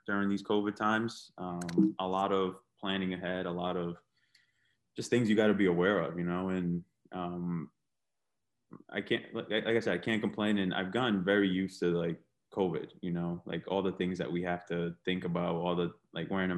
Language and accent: English; Providence, Rhode Island, United States; I grew up on Niagara Street. So between Sackett and Warrington. And as a lot of people know in Providence, Sackett Street Rec was one of the newer ones at that time.